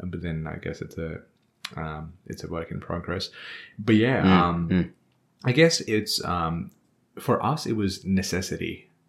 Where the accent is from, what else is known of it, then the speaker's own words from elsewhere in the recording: Nepal; first language Nepali; English is a second language; moved away as an adult; It's my mother tongue. So Nepalese, born and raised there, 24 years.